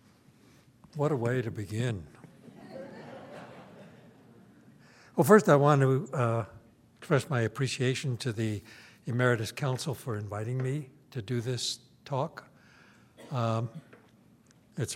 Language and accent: English; New York City, New York, United States; now in Stanford, United States; I was born and schooled in New York, in Brooklyn exactly